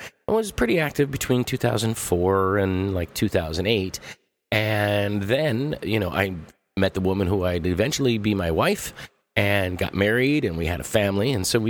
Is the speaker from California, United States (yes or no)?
yes; Los Angeles, California, United States; I'm from Los Angeles, and I gave L.A. a try